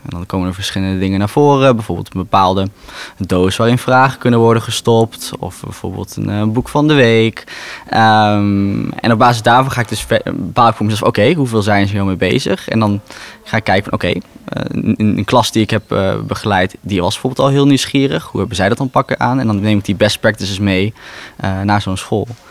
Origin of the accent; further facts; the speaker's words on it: Raalte, Overijssel, Netherlands; moved away as an adult; now in Rotterdam, Netherlands; Geboren en getogen in Raalte